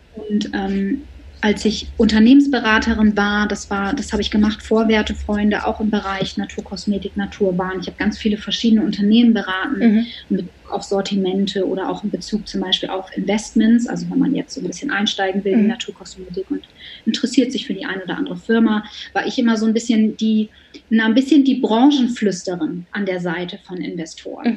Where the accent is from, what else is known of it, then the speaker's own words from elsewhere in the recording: Bremen, Germany; ich bin Bremerin in Bremen und da habe ich schon relativ früh angefangen zu arbeiten, also so als ich so ungefähr 14 war